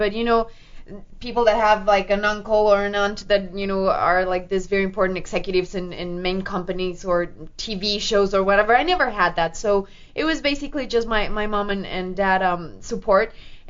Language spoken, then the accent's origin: English; Mexico; also born or lived in Canada; I lived in Canada for many years. I was raised in Mexico, too, and my dad's French